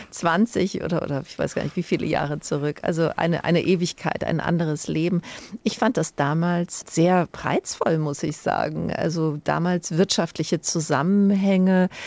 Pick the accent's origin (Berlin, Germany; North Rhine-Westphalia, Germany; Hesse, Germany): Hesse, Germany; Frankfurt; also born or lived in Rome / Washington; Ich bin ja hier geboren, ich bin ja ein Frankfurter Kind, ich bin hier aufgewachsen, zur Schule gegangen.